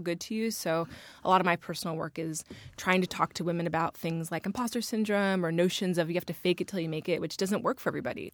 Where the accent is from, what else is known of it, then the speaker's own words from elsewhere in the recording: Northern Virginia, United States; I'm from Virginia, as we all are.